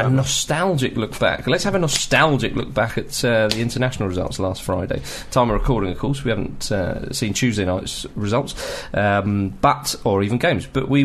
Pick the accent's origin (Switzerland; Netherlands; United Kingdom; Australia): United Kingdom; Scotland; I grew up in Scotland.